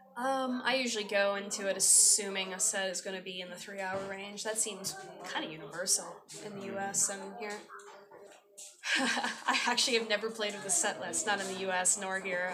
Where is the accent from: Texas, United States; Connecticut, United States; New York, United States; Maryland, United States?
Maryland, United States; Baltimore; moved away as an adult; now in Sri Lanka; home in Baltimore, Maryland